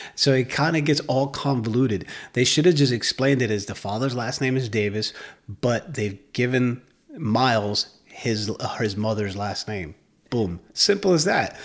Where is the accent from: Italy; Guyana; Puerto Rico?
Puerto Rico; I'm biracial, but I'm still Puerto Rican